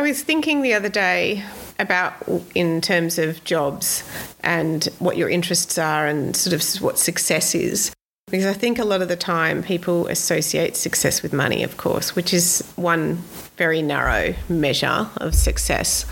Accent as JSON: {"language": "English", "town": "Sydney", "region": "New South Wales", "country": "Australia", "tie": "born or raised there", "moved": "yes", "lives_now": "Queensland, Australia", "said": "I grew up in Sydney. I grew up three metres away from Royal National Park, literally"}